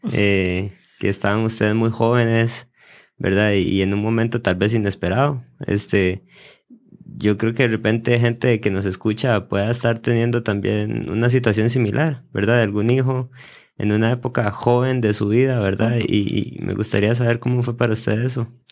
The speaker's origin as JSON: {"language": "Spanish", "country": "Costa Rica", "said": "en mi país"}